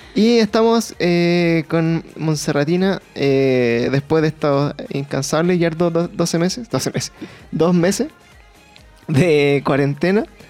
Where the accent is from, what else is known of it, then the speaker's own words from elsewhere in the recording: Chile; para nosotros como chilenos